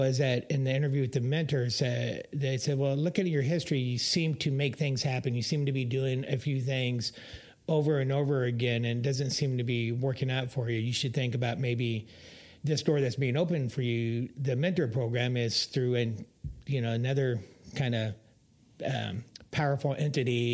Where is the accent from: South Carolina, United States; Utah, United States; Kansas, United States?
Kansas, United States; Topeka; moved away; I grew up in Topeka, Kansas